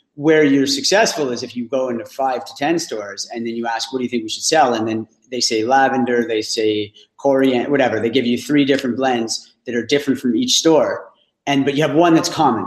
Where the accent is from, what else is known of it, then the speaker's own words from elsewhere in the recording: Ottawa, Ontario, Canada; I'm from Ottawa.